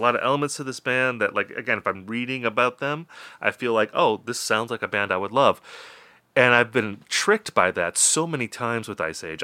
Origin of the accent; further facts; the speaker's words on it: Wisconsin, United States; also born or lived in Minnesota; my home state of Wisconsin